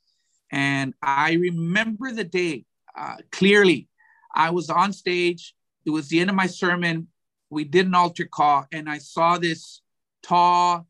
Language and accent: English; Weslaco, Texas, United States; also born or lived in McAllen, Texas; Westaco, my hometown